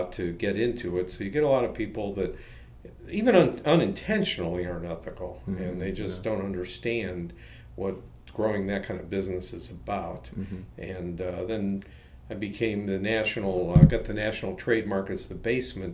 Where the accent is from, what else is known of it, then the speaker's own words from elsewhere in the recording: Cleveland, Ohio, United States; also born or lived in Columbus, Ohio / San Francisco; I grew up in Cleveland, Ohio